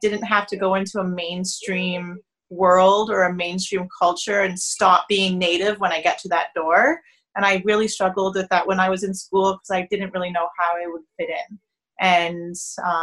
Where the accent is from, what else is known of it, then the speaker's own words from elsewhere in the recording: Toronto, Ontario, Canada; I'm born and raised in Toronto.